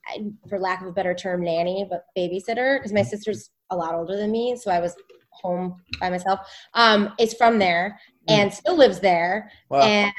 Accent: Northfield, Illinois, United States; now in Chicago, United States; I'm from Northfield, which is just north.

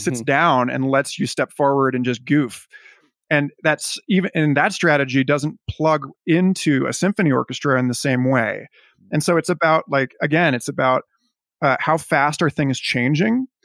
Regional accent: United States; as an American

